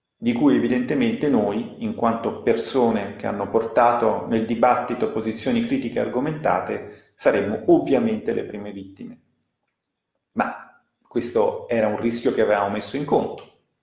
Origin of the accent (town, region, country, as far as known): Italy